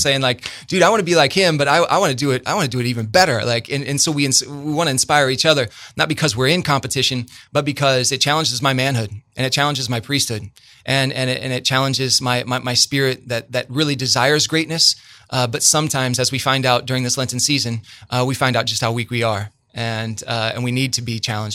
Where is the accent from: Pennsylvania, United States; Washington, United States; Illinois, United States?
Illinois, United States; Bloomington; I'm from Bloomington, man, and there's there's a huge difference for those of us who live in this town.